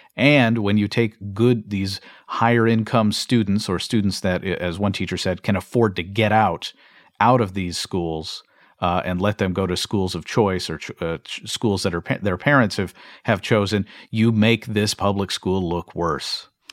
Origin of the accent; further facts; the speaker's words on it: Kentucky, United States; my home state of Kentucky